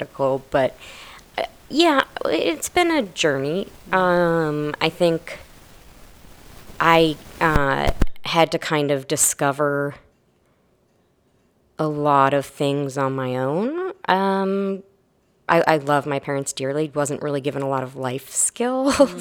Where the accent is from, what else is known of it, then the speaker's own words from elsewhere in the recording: Maine, United States; moved away as an adult; also born or lived in Florida / Texas; now in Austin, United States; I grew up in Maine, actually.